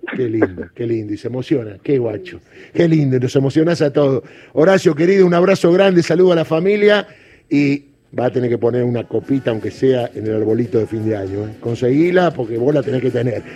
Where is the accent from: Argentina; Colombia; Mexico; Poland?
Argentina; todos somos argentinos